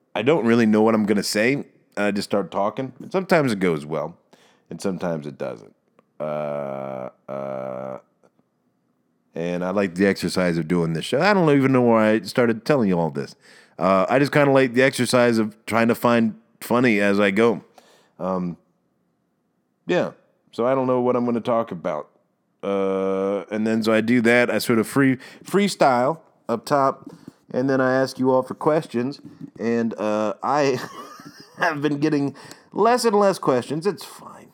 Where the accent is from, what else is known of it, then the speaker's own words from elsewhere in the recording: Maryland, United States; accent: Maryland; moved away; I've also been going home to Maryland.